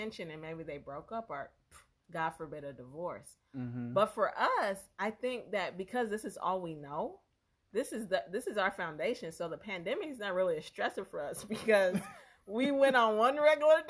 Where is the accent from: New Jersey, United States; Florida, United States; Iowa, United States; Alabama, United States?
Alabama, United States; moved away; I'm from Alabama